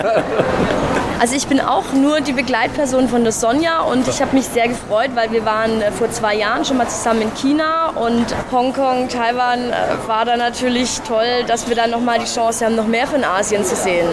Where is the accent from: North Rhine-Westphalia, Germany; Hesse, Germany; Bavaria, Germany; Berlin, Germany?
Bavaria, Germany; Schondorf; ich komme aus Schondorf